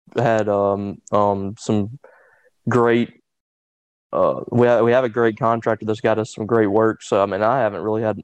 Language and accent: English; Louisville or Ackerman, Mississippi, United States; in my hometown like either in Louisville or Ackerman